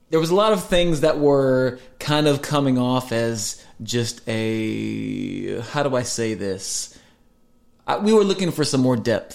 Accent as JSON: {"language": "English", "region": "Iowa", "country": "United States", "tie": "born or raised there", "moved": "yes", "lives_now": "Nashville, United States", "said": "I grew up in Iowa."}